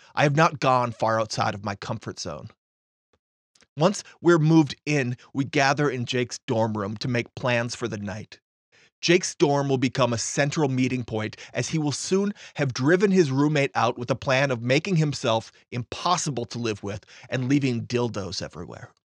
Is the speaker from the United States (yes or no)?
yes; Fargo, North Dakota, United States; Grand Forks is only eighty-one miles north of my hometown, Fargo